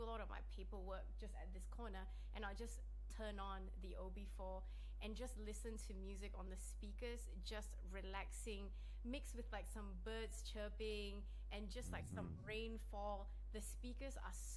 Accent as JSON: {"language": "English", "country": "Malaysia", "tie": "born or raised there", "moved": "yes", "lives_now": "Sydney, Australia", "said": "growing up in Malaysia"}